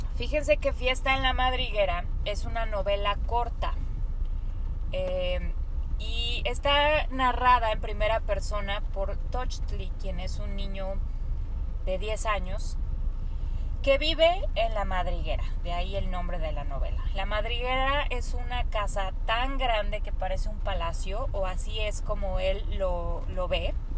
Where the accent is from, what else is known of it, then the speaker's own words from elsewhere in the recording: Mexico; nosotros como mexicanos